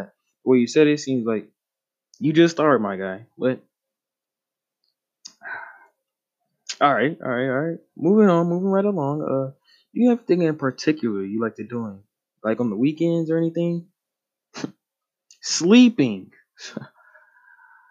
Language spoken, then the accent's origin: English; North Augusta, South Carolina, United States; I'm from North Augusta, South Carolina, over there